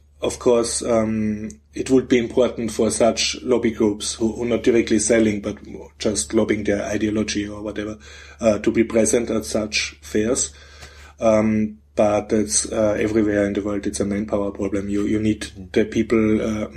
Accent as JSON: {"language": "English", "region": "Vienna", "country": "Austria", "said": "I'm from Vienna"}